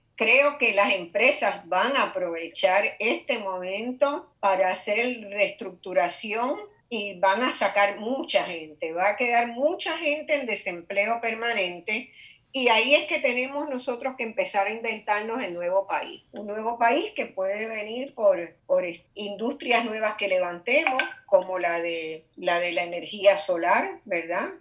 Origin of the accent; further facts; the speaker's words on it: Puerto Rico; somos los puertorriqueños